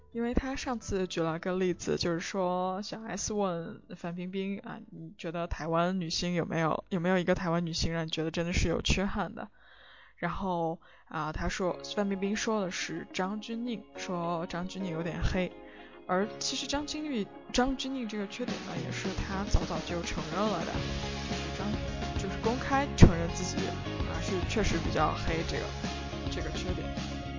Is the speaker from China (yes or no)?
yes; China; 我们大陆人